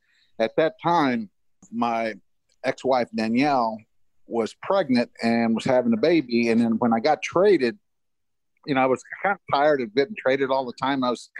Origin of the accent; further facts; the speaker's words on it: Topeka, Kansas, United States; I grew up in the Midwest in Topeka, Kansas.